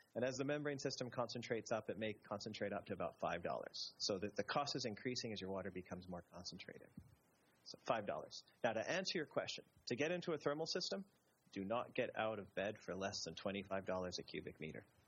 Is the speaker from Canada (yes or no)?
yes; Canada; me being Canadian